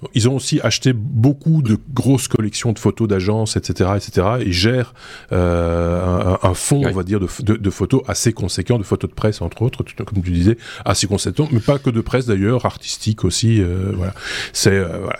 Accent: Belgium; c'est ce qu'on a appelé chez nous en Belgique l'enseignement rénové

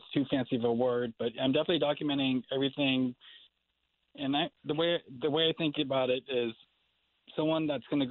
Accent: San Francisco, California, United States; Born and raised in San Francisco

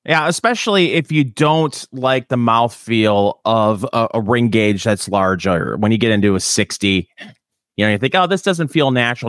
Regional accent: Michigan, United States; accent: Michigan; moved away; also born or lived in Indiana; I'm from Michigan and people, you know, bag on the accent and everything and how many of us talk like Canadians.

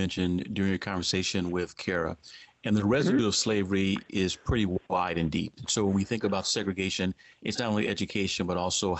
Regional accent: Virginia, United States; particularly in my home state of Virginia.

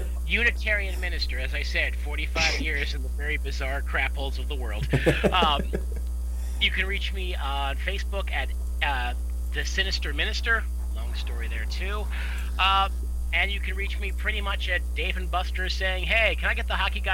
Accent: Texas, United States; nah, I'm from South Texas, actually.

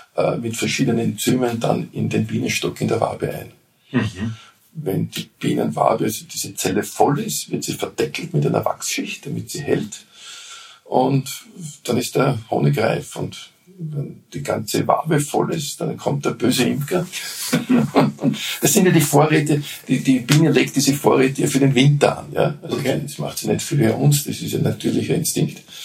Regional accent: Vienna, Austria; Und als Wiener halt in Wien.

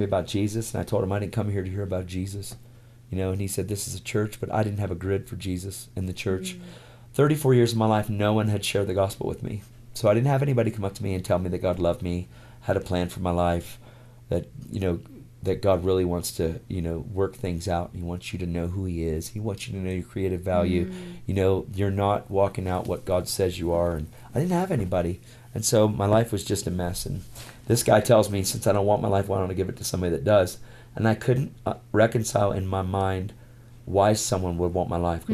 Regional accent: York, Pennsylvania, United States; 586 churches in my hometown in York, Pennsylvania, where we lived

